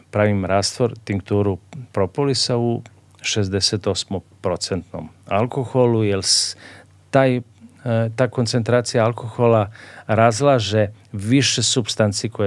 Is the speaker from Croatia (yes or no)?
no; Serbia